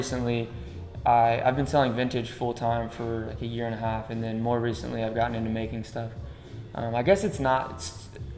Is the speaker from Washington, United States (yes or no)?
no; Lawrence, Kansas, United States; moved away as an adult; also born or lived in California / Guatemala; now in Colorado Springs, United States; I grew up in Lawrence, Kansas